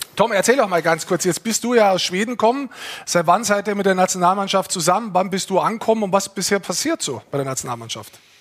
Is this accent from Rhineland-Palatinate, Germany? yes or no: no; Lower Bavaria, Germany; ich bin Niederbayer, wir sind Niederbayern